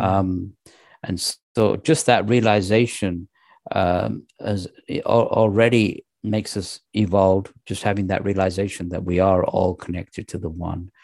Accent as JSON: {"language": "English", "region": "England", "country": "United Kingdom", "tie": "born or raised there", "also_born_or_lived": "Pakistan", "said": "I was born in Pakistan, and, uh, when we moved to England, I was raised as a Muslim"}